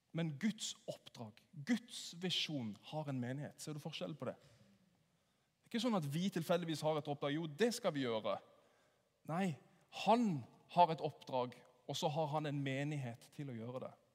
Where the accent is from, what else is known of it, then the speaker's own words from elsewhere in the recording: Sørlandet, Norway; Jeg er jo sørlending, så jeg sier 'åssen går det?'